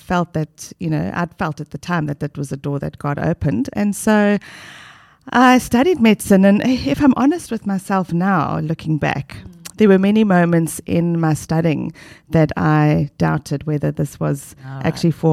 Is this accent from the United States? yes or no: no; South Africa; moved away as an adult; now in Australia; from South Africa, the lovely, beautiful South Africa.